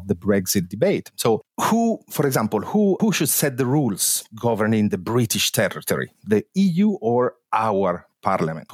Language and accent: English; Italy; now in London, United Kingdom; I'm from Italy